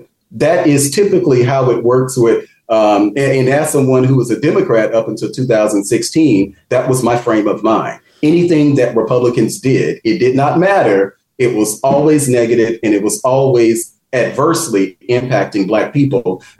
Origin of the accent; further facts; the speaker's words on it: Mississippi, United States; Definitely in Mississippi. I've had the opportunity to meet with people like my home state senator, Senator Hyde Smith.